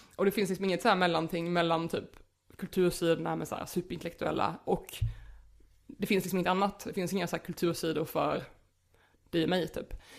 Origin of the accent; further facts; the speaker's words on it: Småland, Sweden; accent: Småländska; Jag pratar ju småländska